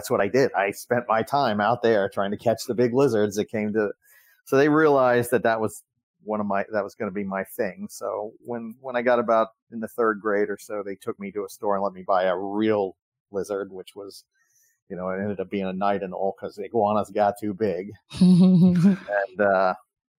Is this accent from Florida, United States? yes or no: yes; Miami, Florida, United States; we grew up together down in Miami